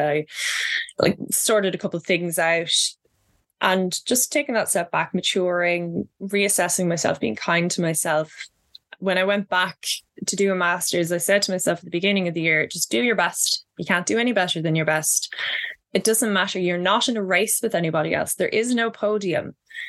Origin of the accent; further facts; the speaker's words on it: Midlands, Ireland; accent: Midlands country accent; when I first went to college, I was made fun of for my you know, Midlands country accent. And this is the accent I use when I'm talking to people not from Ireland